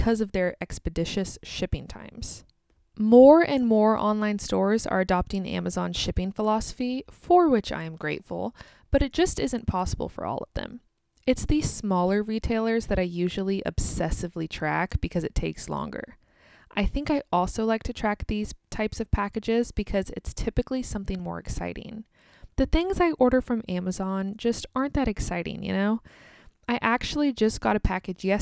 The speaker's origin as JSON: {"language": "English", "country": "United States", "also_born_or_lived": "Kansas"}